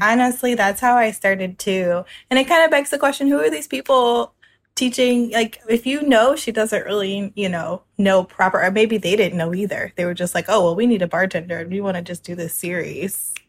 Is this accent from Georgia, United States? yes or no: no; New Orleans, Louisiana, United States; I'm from New Orleans, Louisiana. It's my hometown. I've lived here most of my life.